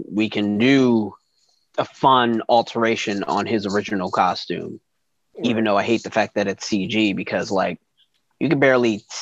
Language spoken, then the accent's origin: English; New York, United States; I grew up in New York.